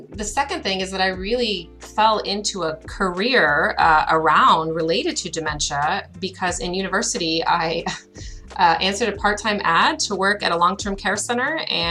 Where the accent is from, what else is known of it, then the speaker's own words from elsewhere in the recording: United States; moved away as an adult; now in Canada; I'm from the United States